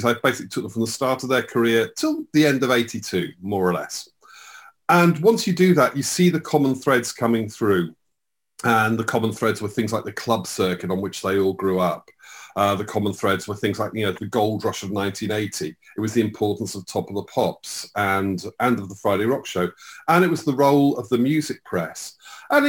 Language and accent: English; Slough, South East England, United Kingdom; I grew up in Slough